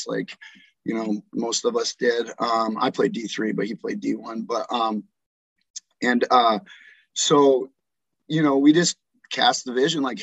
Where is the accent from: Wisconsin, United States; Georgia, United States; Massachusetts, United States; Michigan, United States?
Wisconsin, United States; Green Bay; moved away as an adult; now in Tulsa, United States; I grew up in Green Bay, Wisconsin